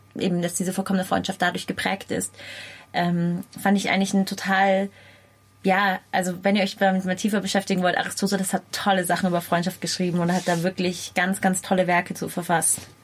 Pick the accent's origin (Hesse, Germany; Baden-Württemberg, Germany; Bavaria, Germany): Bavaria, Germany; Munich; weil ich bin auch in München groß geworden